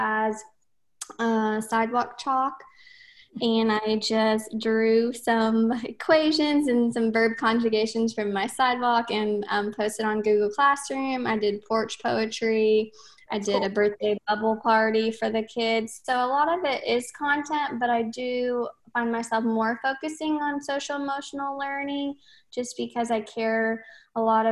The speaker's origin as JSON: {"language": "English", "region": "Tennessee", "country": "United States", "said": "I am from Tennessee."}